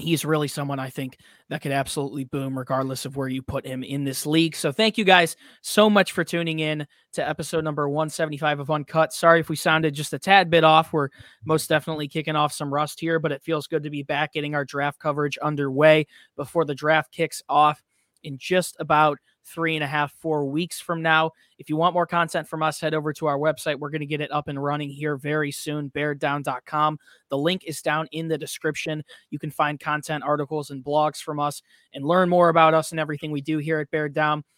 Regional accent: Glen Ellyn, Illinois, United States; he and myself are both from Glen Ellen, Illinois, went to Glen Bar West High School within a year of each other.

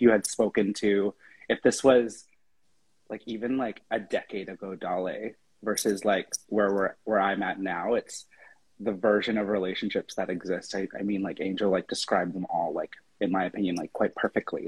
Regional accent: Victoria, British Columbia, Canada; moved away as an adult; now in Vancouver, Canada; I am originally from Victoria. I moved to Vancouver roughly like eight years ago

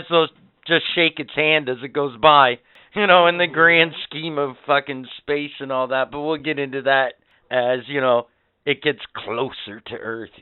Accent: Canada; as a Canadian

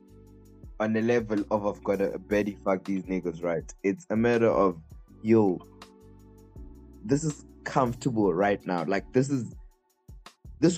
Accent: Eswatini; we're from Swaziland

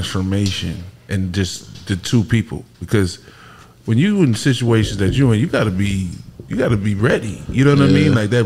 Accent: Baton Rouge, Louisiana, United States; I'm from Baton Rouge, Louisiana

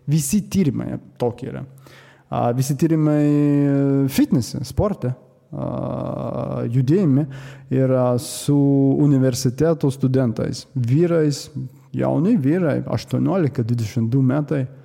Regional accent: Latvia; Lithuanian is a second language; lietuvių kalba tai ne mano pirmoji kalba, aš esu latvis. A, lietuviškai aš tik mokosi dar

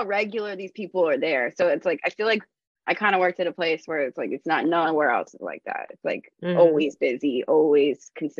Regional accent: Alamo, California, United States; moved away as an adult; now in Oakland, United States; I grew up in Alamo, so it was just like right there. And so I just stayed working in Danville, even though I lived in Oakland since I was like 22.

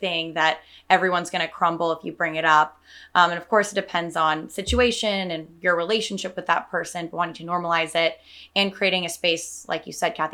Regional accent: Salinas, California, United States; now in San Francisco, United States; I'm from Salinas, a couple hours south

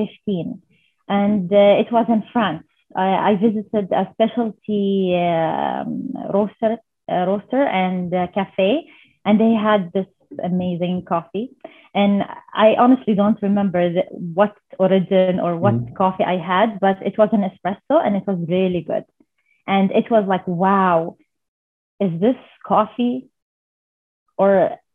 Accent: Saudi Arabia; I'm from Saudi Arabia.

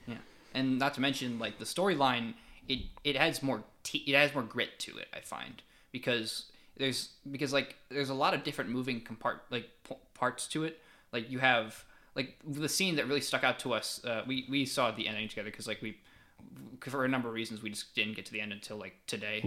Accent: Fayetteville, United States; I do wanna shout out my hometown, Cameo Art House Theater. If anybody who's in the Fayetteville area

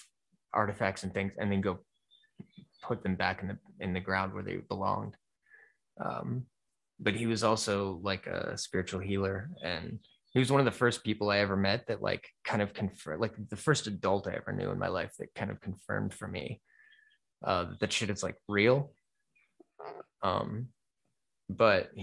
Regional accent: Florida, United States; now in Ohio, United States; I grew up in Florida

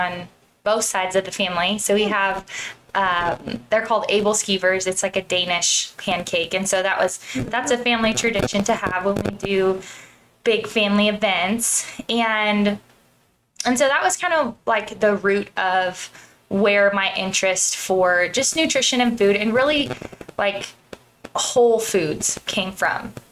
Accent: Central California, United States; I grew up in Central California

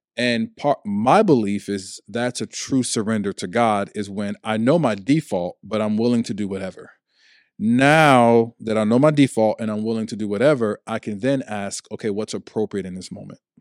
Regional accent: Chicago, Illinois, United States; also born or lived in Ohio; now in Washington, D.C. metropolitan area, United States; I'm from Chicago, Illinois. I've lived in Ohio. I now live in the D C metropolitan area.

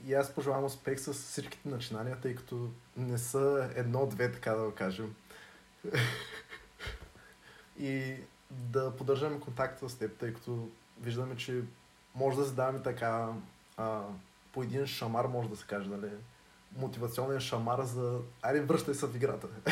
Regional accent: Dobrich, Dobrich Province, Bulgaria; и двамата сме от Добрич

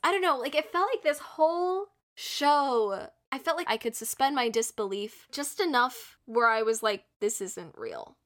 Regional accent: United States; I'm American

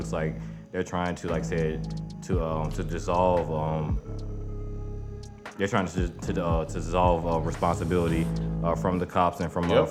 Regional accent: Savannah, Georgia, United States; I'm from Georgia, South Georgia, Savannah, you know, when I went to Chatham County

